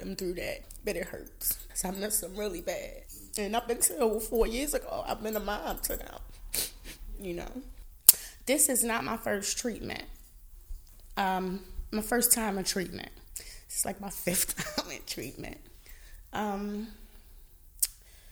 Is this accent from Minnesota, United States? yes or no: no; Baltimore, Maryland, United States; I am a Baltimorean. I was born and raised in Baltimore.